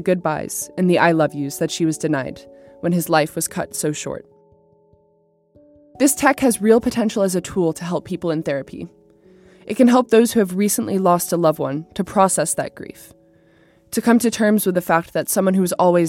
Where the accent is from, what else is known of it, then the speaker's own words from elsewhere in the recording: San Diego, California, United States; I grew up in San Diego with my dad, mom, and sister Dory